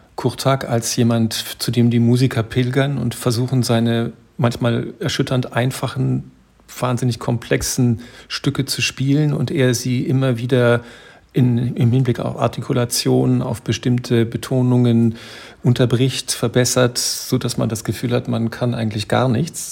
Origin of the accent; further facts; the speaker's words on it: Germany; bei uns in Deutschland